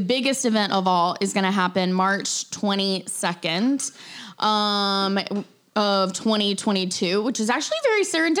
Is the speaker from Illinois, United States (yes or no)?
yes; Chicago, Illinois, United States; It's April. I'm from Chicago. Like, holy cow.